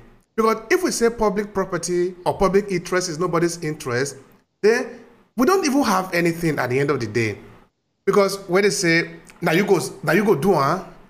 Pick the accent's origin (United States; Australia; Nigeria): Nigeria; And I remember, as I was growing up in Nigeria, this is something that had been happening since then